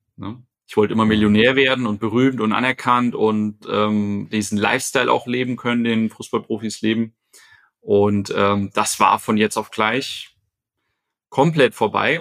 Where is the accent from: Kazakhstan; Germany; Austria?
Germany; Fulda, Hesse; also born or lived in Lisbon; now in Frankfurt, Germany; komme ursprünglich aus Fulda, bin also gebürtiger Hesse